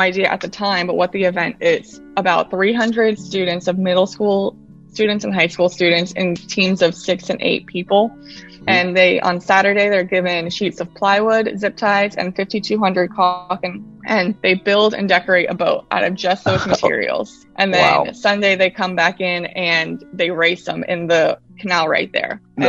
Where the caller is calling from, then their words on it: Fort Lauderdale, Florida, United States; I am coming from sunny and hot South Florida, Fort Lauderdale.